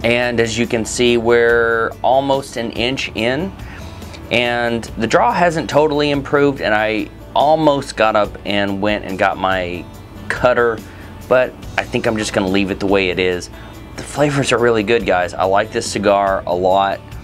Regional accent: Texas, United States; I'm from Texas too

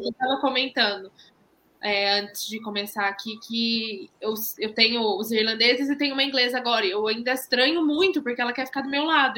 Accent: Londrina, Paraná, Brazil; sou de Londrina, no Paraná

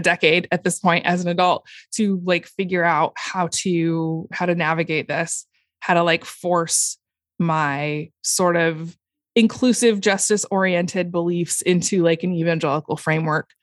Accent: Portland, United States; I uh, grew up, was born and raised in Portland

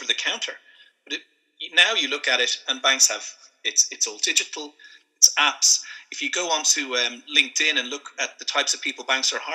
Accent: Dún Laoghaire, Leinster, Ireland; moved away as an adult; also born or lived in London; I'm from Dunleary, Sandy Cove. I'm based here

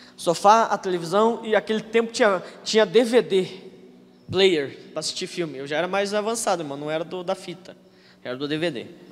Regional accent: Telêmaco Borba, Paraná, Brazil; eu sou de Telêmaco

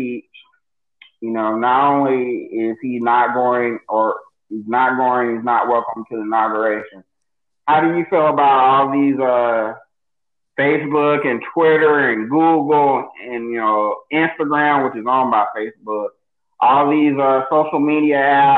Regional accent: United States; It's rough living in America

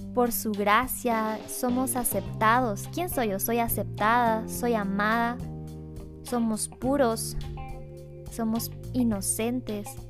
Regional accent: Guatemala; soy, soy guatemalteca, soy chapina de corazón

